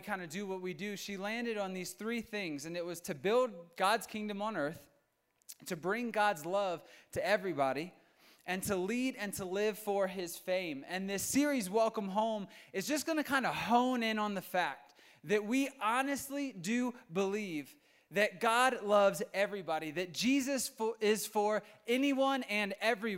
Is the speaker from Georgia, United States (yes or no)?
no; Virginia, United States; moved away as an adult; now in Colorado, United States; I am from Virginia, and ever since I've been here